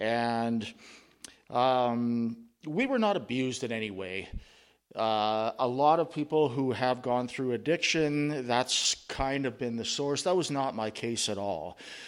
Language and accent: English; Yorkton, Saskatchewan, Canada; born there; I was born on August 4th, 1970, in the thriving metropolis of Yorkton, Saskatchewan.